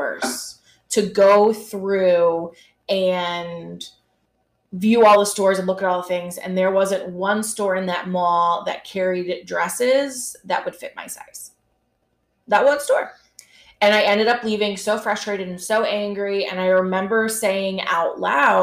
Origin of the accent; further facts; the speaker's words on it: New York, United States; I am a New Yorker